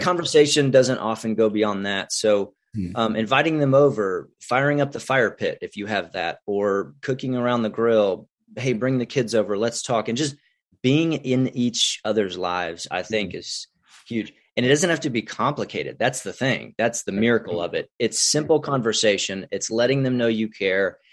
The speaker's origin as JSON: {"language": "English", "town": "Houston", "region": "Texas", "country": "United States", "tie": "born or raised there", "lives_now": "Midland, United States", "said": "I'm a Texas boy. So I, I grew up near Houston, Tomball, Magnolia, Woodlands area"}